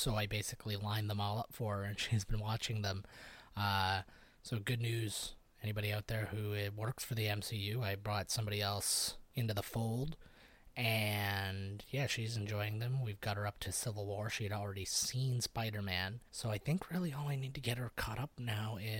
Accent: St. Catharines, Ontario, Canada; my hometown of St. Catharines

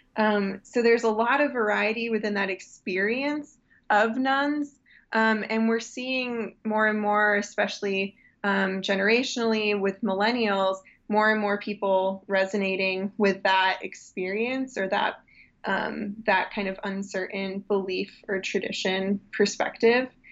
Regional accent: Muskegon, Michigan, United States; When I was raised in West Michigan in Muskegon

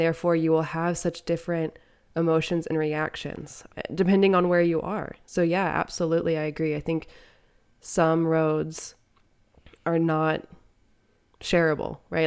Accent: Midwest, United States; as a Midwesterner

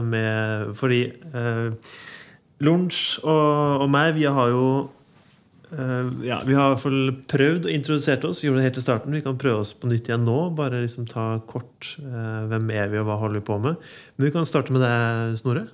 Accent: Ytterøya, Trøndelag, Norway; jeg er jo ikke fra Inderøya, jeg er fra Ytterøya. Mm. Oppvokst

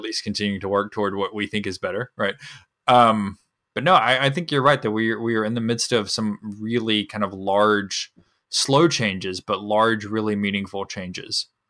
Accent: North Carolina, United States; moved away; I'm from North Carolina

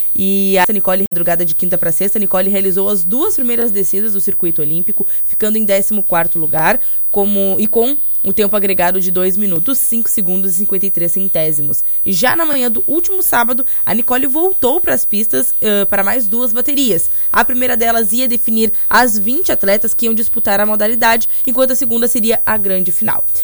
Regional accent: Brazil

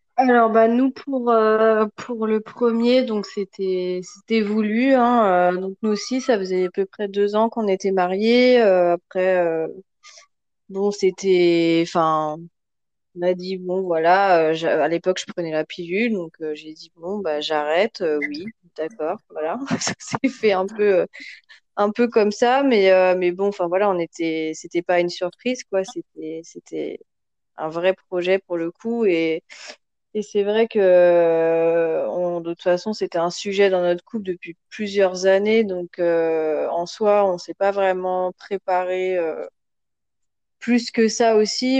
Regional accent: France; moved away as an adult; now in Senegal; moi, je suis française avec euh, des origines d'un peu partout

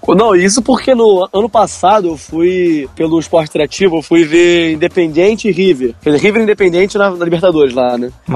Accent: Campos dos Goytacazes, Rio de Janeiro, Brazil; da cidade onde eu nasci. Goitacazes de Campos dos Goitacazes

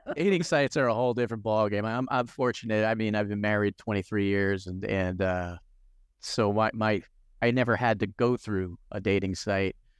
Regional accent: New Jersey, United States; I grew up in New Jersey

